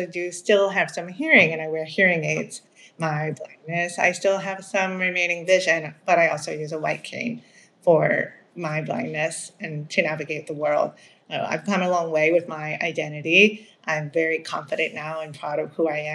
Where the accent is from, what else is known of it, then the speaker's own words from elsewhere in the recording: Maryland, United States; first language Spanish; English is a second language; I grew up in Maryland in the United States.